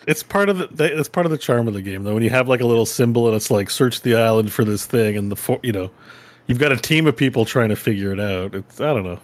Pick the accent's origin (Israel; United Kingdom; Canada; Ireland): Canada; as a Canadian